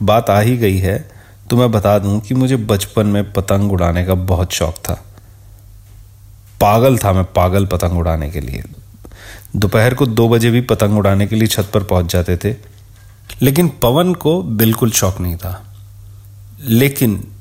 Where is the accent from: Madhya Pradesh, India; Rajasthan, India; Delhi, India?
Delhi, India; दिल्ली के पहाड़गंज की तंग गलियों में ऑलमोस्ट एक साथ ही हम पले बड़े थे